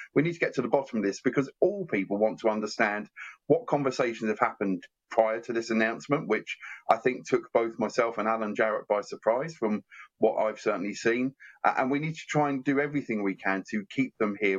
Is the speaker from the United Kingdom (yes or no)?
yes; Medway, South East England, United Kingdom; Medway is a wonderful place. It's my hometown.